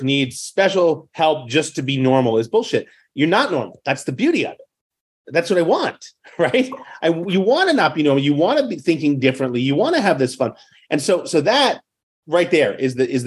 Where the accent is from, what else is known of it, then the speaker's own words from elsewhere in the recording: New York City, New York, United States; I grew up in New York City in the public school system in the 70s and 80s